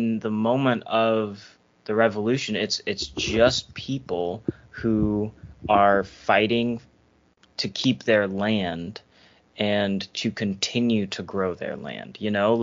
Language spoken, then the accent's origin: English; United States; I'm an American